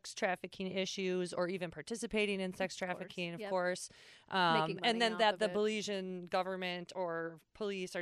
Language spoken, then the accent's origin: English; United States; I was just born there